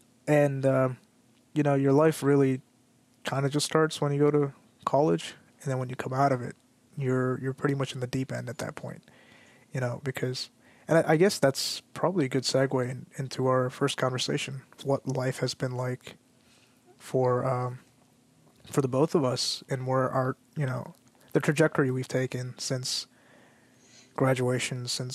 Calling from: California, United States; I'm chiming in from the Bay Area.

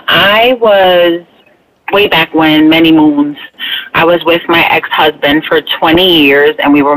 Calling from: Bethlehem, Pennsylvania, United States; I'll be 47 in a few months, and I'm calling from Bethlehem, Pennsylvania.

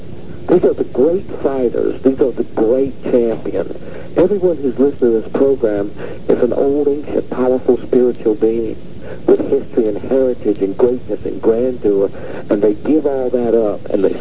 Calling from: Minneapolis, Minnesota, United States; From Minneapolis, all right.

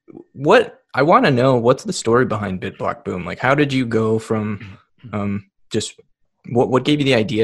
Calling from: Virginia, United States; I'm in Virginia right now.

